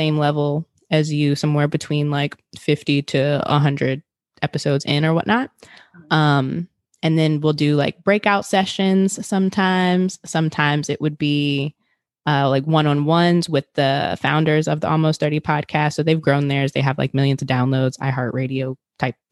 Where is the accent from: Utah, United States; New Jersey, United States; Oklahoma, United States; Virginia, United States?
Virginia, United States; Richmond; I'm originally from Richmond, Virginia